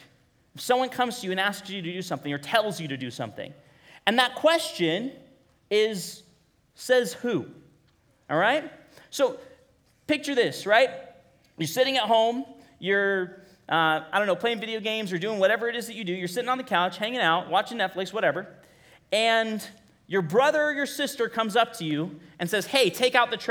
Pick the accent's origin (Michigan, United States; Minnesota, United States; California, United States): California, United States; Bakersfield; now in Kingsburg, United States; I grew up in Bakersfield